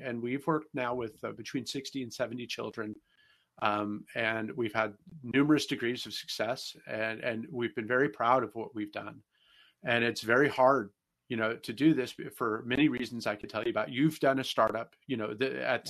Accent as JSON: {"language": "English", "area": "Bay Area", "region": "California", "country": "United States", "tie": "born or raised there", "moved": "as an adult", "lives_now": "St. Louis, United States", "said": "I'm actually from California myself. I was born and raised in the Bay"}